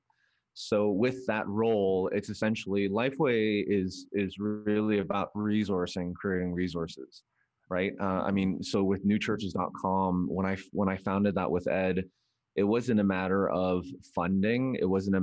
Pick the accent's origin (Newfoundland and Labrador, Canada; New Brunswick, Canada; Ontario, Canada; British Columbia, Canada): British Columbia, Canada; Vancouver; moved away as an adult; also born or lived in Korea; now in United States; Korean-Canadian, born and raised in Vancouver.